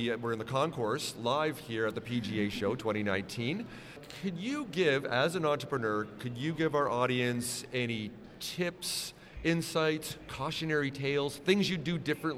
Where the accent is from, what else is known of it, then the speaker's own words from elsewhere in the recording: Vancouver, British Columbia, Canada; I'm from Vancouver